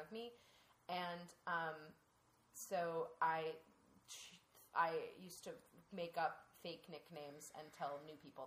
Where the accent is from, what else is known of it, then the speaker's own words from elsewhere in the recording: Ohio, United States; I grew up in Ohio